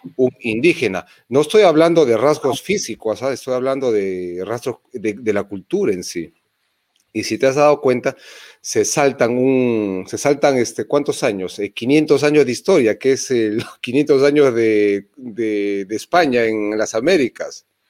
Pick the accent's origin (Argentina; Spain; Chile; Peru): Peru; yo he nacido en Perú. ¿Qué más originario puede haber que yo que he nacido en Perú?